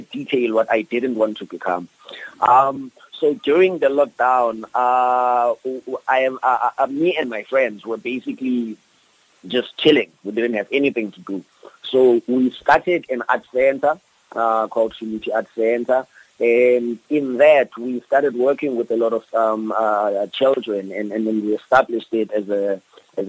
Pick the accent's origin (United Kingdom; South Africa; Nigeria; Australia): South Africa; Cape Town, Western Cape; I grew up in Philippi. I grew up between Philippi and Nyanga, which are very high crime areas